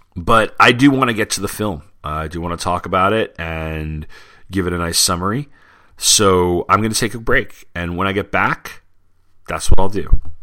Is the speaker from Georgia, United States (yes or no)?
no; Long Island, New York, United States; when I was a kid uh, growing up on Long Island